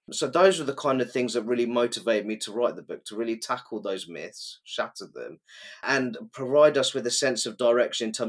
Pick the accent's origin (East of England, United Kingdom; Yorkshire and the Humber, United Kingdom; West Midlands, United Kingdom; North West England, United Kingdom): East of England, United Kingdom; Luton; some of the most wonderful family oriented, community spirited people I've ever come across in my life are in my hometown